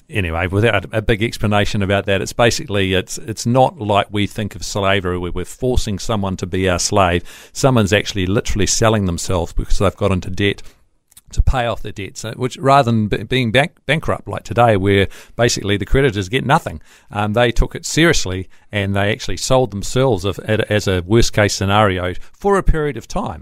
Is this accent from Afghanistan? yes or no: no; New Zealand; I'm a Kiwi